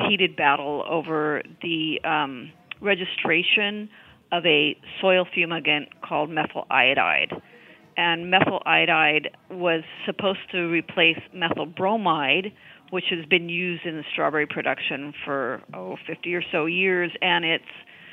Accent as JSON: {"language": "English", "region": "California", "country": "United States", "tie": "born or raised there", "said": "I am from California"}